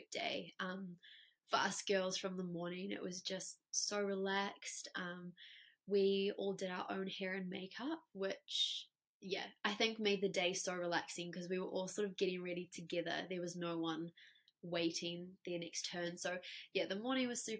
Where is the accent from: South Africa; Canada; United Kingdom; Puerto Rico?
South Africa; now in New Zealand; We grew up together in South Africa